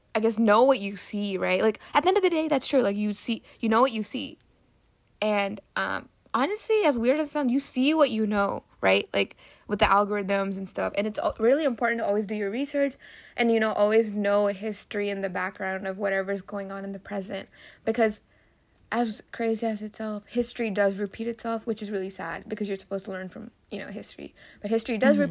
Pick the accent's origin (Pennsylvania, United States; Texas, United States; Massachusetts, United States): Pennsylvania, United States; Philadelphia; I was born in Philly